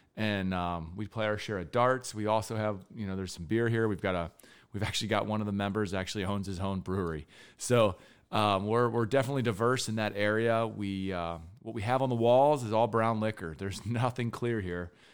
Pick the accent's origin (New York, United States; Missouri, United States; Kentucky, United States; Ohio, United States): Kentucky, United States; Florence; moved away; born in Kentucky. I'm actually from Florence, Kentucky, originally